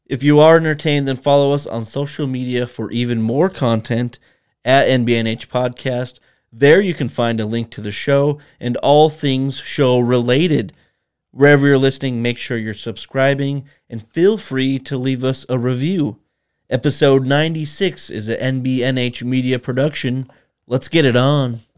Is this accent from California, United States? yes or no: no; Bismarck, North Dakota, United States; We're from Bismarck, North Dakota.